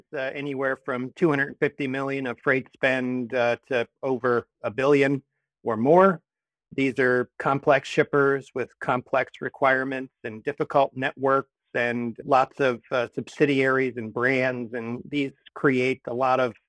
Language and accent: English; Columbus, Ohio, United States; also born or lived in Michigan; now in New Haven, United States; I am originally from Columbus, Ohio